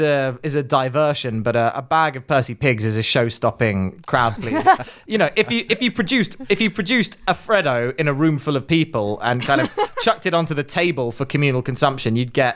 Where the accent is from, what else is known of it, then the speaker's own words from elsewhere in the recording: United Kingdom; now in London, United Kingdom; I'm from the south of the UK